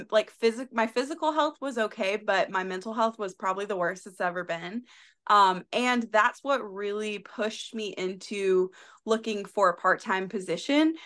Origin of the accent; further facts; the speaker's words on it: South Carolina, United States; moved away; I am from South Carolina originally